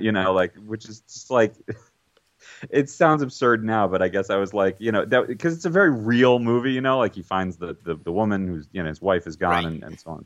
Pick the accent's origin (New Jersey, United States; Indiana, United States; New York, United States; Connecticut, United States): New York, United States; New York City; I grew up in New York, or at least having grown up in Manhattan